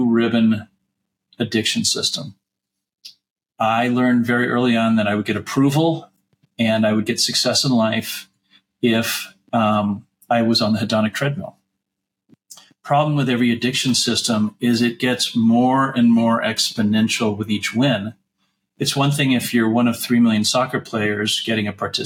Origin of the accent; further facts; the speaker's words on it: La Jolla, California, United States; also born or lived in New York; We left New York and I grew up in La Jolla